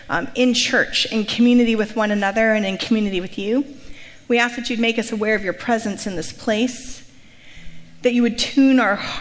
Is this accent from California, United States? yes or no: yes; Santa Rosa, California, United States; moved away as an adult; now in Bay Area, United States; My parents are still in Santa Rosa, and I still kind of consider it my hometown, even as I'm here for a very long time now in the Bay Area